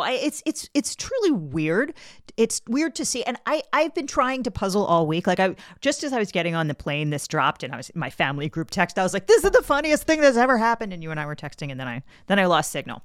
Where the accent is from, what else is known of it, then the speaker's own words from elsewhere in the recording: Maryland, United States; I'm from, I'm from Maryland. Everybody I always knew growing up always voted